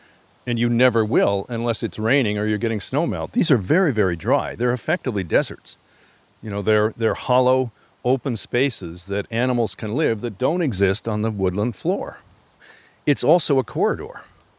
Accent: Upper Midwest, United States; also born or lived in Alaska; now in Connecticut, United States; Well, I moved here from Alaska, and I had grown up in the sort of Scandinavian Midwestern, upper Midwest heritage, where you don't see any stone walls whatsoever. And I moved here from Alaska in 1984

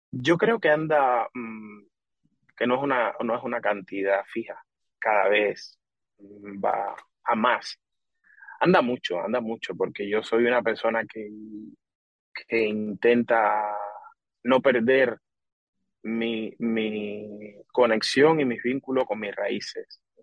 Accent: Pinar del Río, Cuba; born or raised there; now in Spain

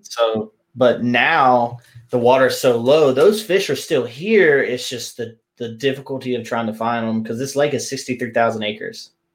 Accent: South Carolina, United States; now in Texas, United States; growing up in South Carolina

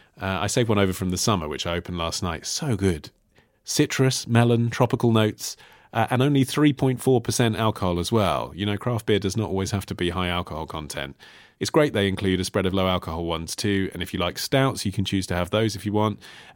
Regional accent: Toronto, Ontario, Canada; also born or lived in India / Spain; living in India, Spain, and now back in my hometown, Toronto.

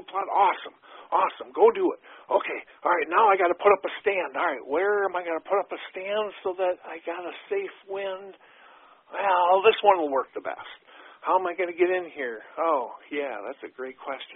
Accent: Wisconsin, United States; in my home state of Wisconsin, growing up, everybody and their brother and sister hunted.

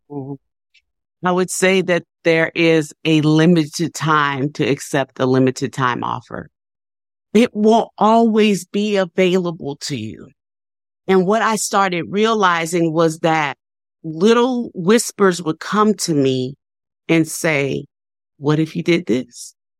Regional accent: New Orleans, Louisiana, United States; now in Nashville, United States; I'm from New Orleans, and I have two sisters that were still living there

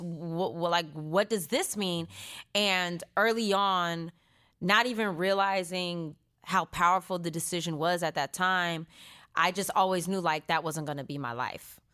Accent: Stockton, California, United States; moved away as an adult; I was born and raised in Stockton, California, two oh nine

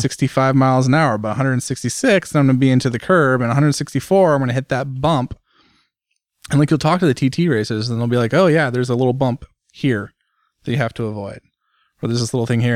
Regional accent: United States; me as an American sitting here in the U S

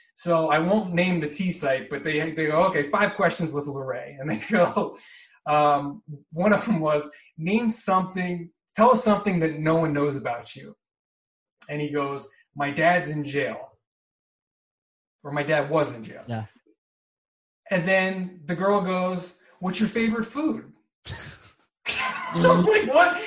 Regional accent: New Jersey, United States; moved away as an adult; also born or lived in Chicago / Milwaukee / Phoenix; now in Los Angeles, United States; I'm from New Jersey, born and raised

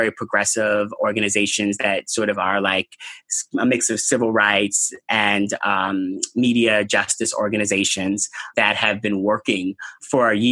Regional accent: New York, United States; I'm a New Yorker.

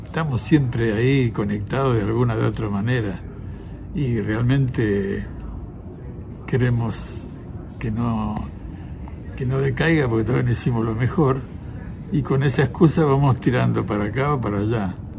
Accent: Río Negro, Argentina; also born or lived in Italy; somos de acá, somos de acá

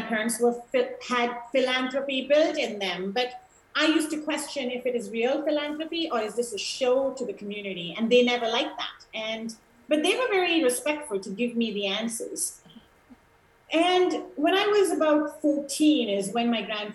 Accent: Sri Lanka; moved away; also born or lived in India; my mom is from Sri Lanka

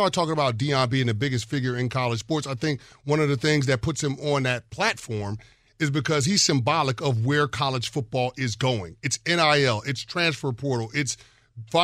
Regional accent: New York City, New York, United States; I have three brothers, but we grew up in New York City in the 80s

